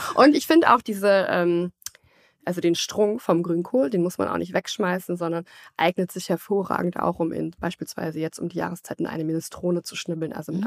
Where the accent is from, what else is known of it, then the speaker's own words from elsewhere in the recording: Germany; bei uns in Deutschland